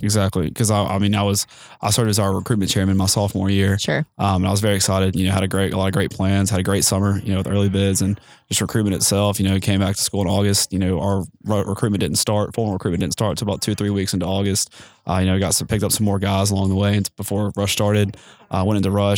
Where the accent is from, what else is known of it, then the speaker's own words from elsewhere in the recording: Mississippi Gulf Coast, United States; also born or lived in Starkville, Mississippi; I'm originally from the Gulf of Mexico, on the Mississippi Gulf Coast.